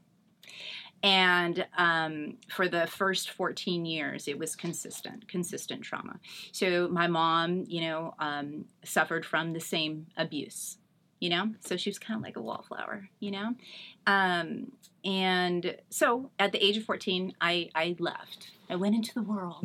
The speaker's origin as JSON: {"language": "English", "region": "Northern California", "country": "United States", "tie": "born or raised there", "moved": "as an adult", "lives_now": "Eastvale, United States", "said": "I'm born and raised in Northern California."}